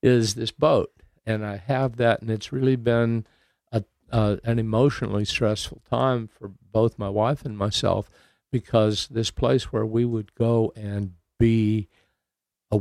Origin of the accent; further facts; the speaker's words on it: Santa Barbara, California, United States; also born or lived in Jacksonville, Florida / Utah / Riverside, California; I grew up in Southern California